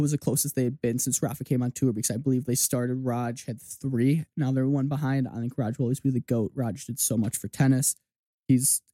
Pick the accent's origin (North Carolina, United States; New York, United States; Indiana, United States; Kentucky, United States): North Carolina, United States; Winston-Salem; my hometown tournament and went to Salem Open